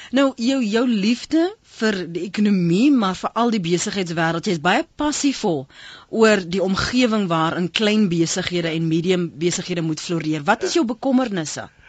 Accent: Western Cape, South Africa; ek kom van die Kaap. Ek is van die Kaap

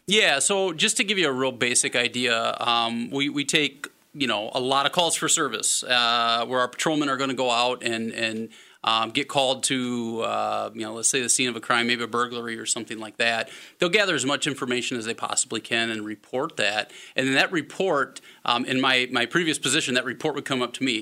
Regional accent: Omaha, Nebraska, United States; moved away as an adult; also born or lived in Winona, Minnesota; now in La Crosse, United States; I was born and raised in Omaha, Nebraska.

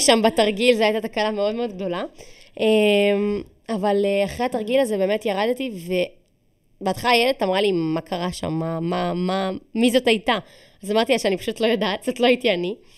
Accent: Israel; אני ישראלית

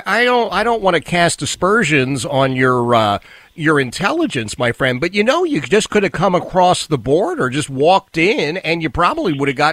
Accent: Philadelphia, Pennsylvania, United States; I grew up in Philadelphia, and we were all Democrats.

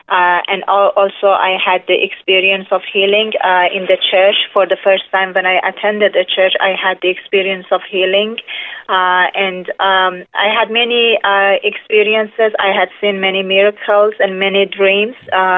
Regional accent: Iran; first language Persian; English is a second language; moved away; I was born in an Islamic country

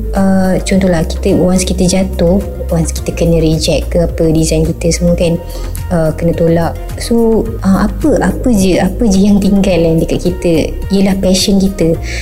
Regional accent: Batu Pahat, Johor, Malaysia; also born or lived in Kuala Lumpur / Perak / Shah Alam; saya berasal dari Batu Pahat, Johor.

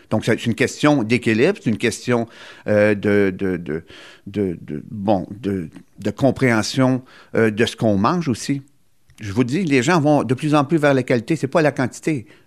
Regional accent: Gaspésie, Quebec, Canada; chez nous, en Gaspésie

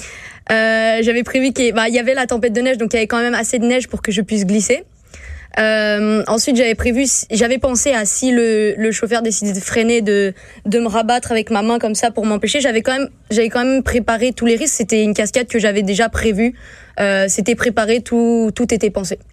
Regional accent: St. Martin; moved away; je viens de Saint-Martin

